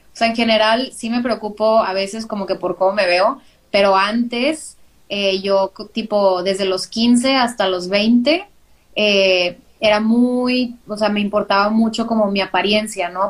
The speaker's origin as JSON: {"language": "Spanish", "town": "Monterrey", "region": "Nuevo León", "country": "Mexico", "said": "soy de Monterrey, Nuevo León, de ahí, por acá del norte, si habla, si notan que hablo medio extraño es por eso"}